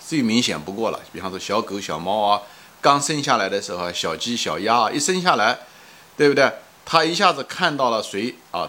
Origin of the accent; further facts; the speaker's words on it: China; 我们作为一个国人来讲